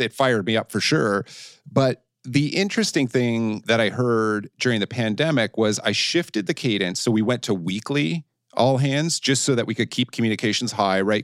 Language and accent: English; Canada; moved away; being a Canadian who had never traveled outside Canada and the United States before I went and started to open the Asia Pacific region for Blackberry